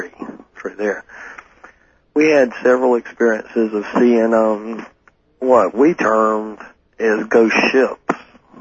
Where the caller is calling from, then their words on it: Jacksonville, Florida, United States; Jacksonville, Florida.